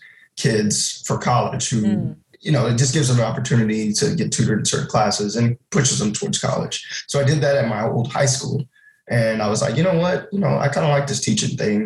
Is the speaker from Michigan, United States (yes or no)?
no; San Antonio, Texas, United States; moved away as an adult; now in Japan; I grew up in San Antonio